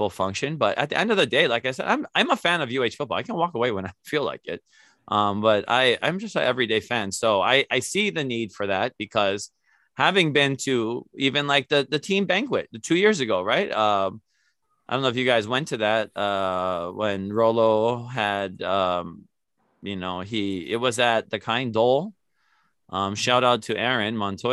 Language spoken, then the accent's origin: English; Native Hawaiian, United States; I've been shunned as Kanaka Maoli myself